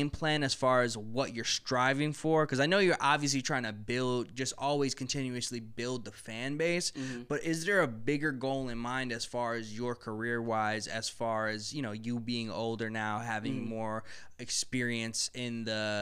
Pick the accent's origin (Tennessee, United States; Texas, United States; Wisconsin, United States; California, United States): Wisconsin, United States; Milwaukee; 62nd right here. That's where I grew up